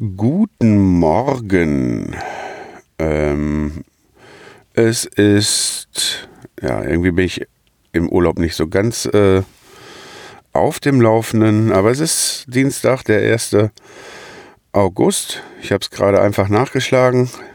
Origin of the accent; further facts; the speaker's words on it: Lüdenscheid, North Rhine-Westphalia, Germany; meiner Geburtsstadt Lüdenscheid